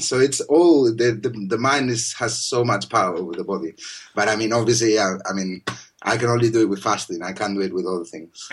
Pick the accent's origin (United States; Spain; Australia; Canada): Spain; moved away; I'm from Spain, and obviously we have all these uh, Islamic influence